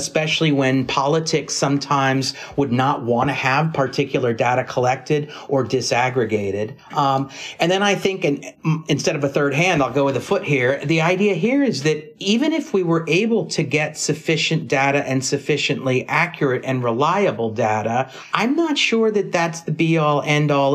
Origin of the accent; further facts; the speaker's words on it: California, United States; I come from California